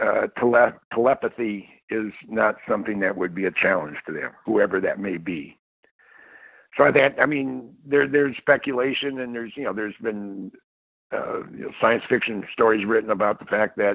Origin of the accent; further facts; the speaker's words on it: Mountain View, California, United States; I grew up in the Mountain View, Los Alamos area of the Bay Area, Silicon Valley